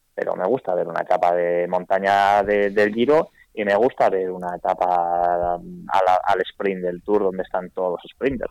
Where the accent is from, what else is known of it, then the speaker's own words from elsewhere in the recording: Vitoria-Gasteiz, Basque Country, Spain; moved away; soy de Vitoria, he vivido ahí 40 años